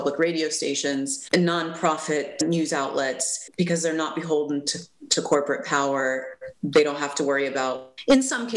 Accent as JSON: {"language": "English", "country": "United States", "also_born_or_lived": "Washington, D.C. area", "said": "We as the American people"}